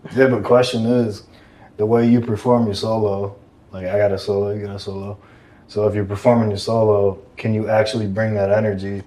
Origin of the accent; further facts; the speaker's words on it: Michigan, United States; now in Los Angeles, United States; I'm from Michigan